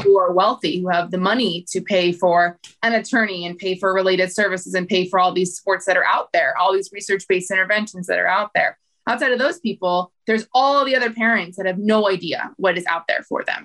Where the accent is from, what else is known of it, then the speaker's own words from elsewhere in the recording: United States; when we were growing up in the States